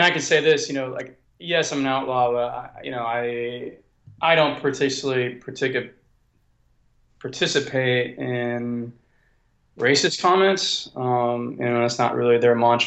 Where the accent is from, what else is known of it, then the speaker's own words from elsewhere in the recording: California, United States; I'm from California